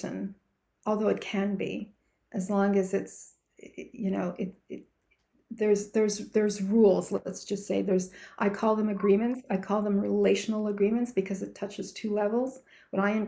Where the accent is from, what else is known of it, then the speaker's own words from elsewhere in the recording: Canada; I'm from Canada